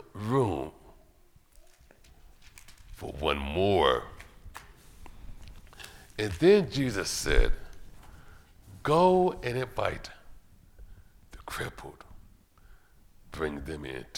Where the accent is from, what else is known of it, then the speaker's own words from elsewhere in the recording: Cleveland, Ohio, United States; Growing up in Cleveland, Ohio, my mom and dad, God bless both of them, they were always inviting people to the house